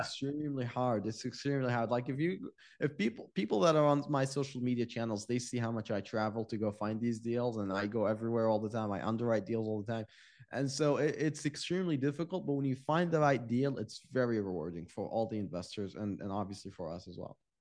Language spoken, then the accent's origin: English; Iraq; now in United States; I'm from Iraq